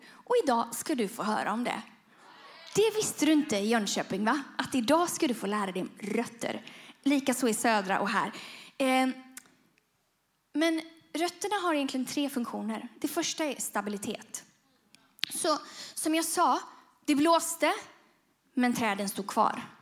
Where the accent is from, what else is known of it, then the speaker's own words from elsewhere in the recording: Bujumbura, Bujumbura Mairie, Burundi; men jag växte upp i Burundi och då, i Bujumbura och då ja, fick vi åka till en pläd, trädplantering.